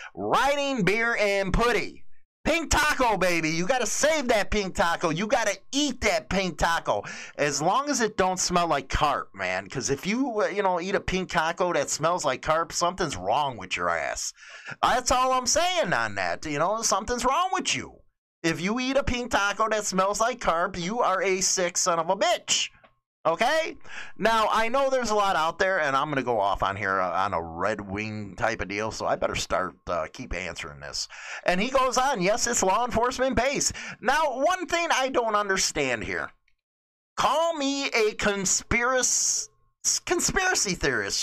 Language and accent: English; Chicago, Illinois, United States; moved away as an adult; now in Northern Illinois, United States; I'm from Chicago, grew up in a mostly Latino neighborhood, and now I'm in Northern Illinois